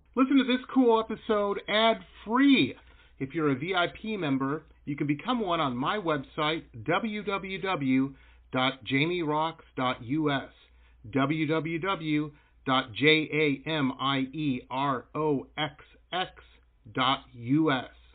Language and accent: English; Detroit, Michigan, United States; I grew up in Metro Detroit